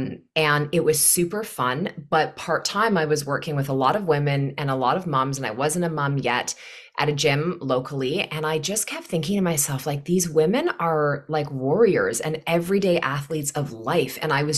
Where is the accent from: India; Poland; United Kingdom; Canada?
Canada; Newmarket, Ontario; now in Kelowna, Canada; I am from Newmarket, Ontario, and I live in Kelowna, BC now.